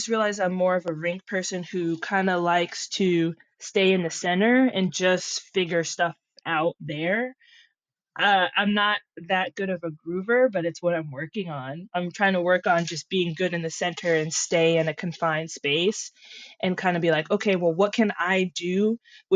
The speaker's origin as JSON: {"language": "English", "town": "Los Angeles", "region": "California", "country": "United States", "said": "I'm from LA."}